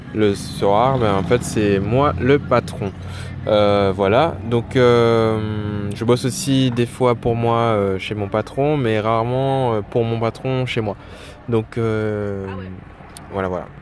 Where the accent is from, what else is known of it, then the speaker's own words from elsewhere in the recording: Guadeloupe; je suis en Guadeloupe, je suis guadeloupéen